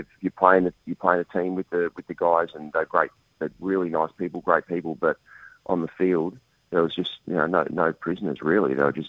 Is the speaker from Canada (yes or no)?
no; Australia